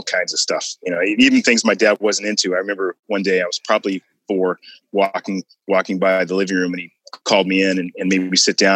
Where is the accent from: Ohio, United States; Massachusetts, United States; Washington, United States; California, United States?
Washington, United States; also born or lived in Missouri; I pretty much grew up in Washington